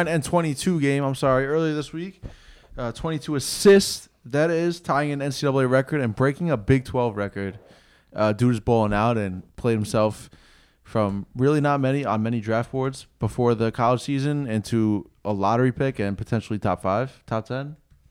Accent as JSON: {"language": "English", "region": "Northeast", "country": "United States", "said": "We're just from the Northeast."}